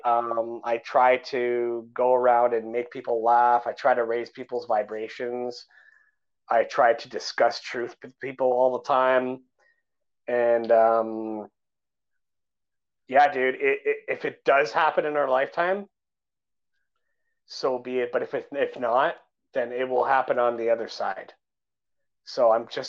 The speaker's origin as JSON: {"language": "English", "country": "Canada", "said": "I'm a Canadian guy"}